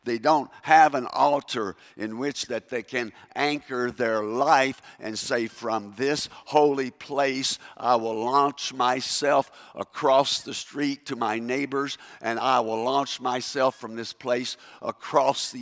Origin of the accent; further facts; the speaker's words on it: Kentucky, United States; accent: Kentucky English; first language English; moved away as an adult; also born or lived in South Africa; Kentucky English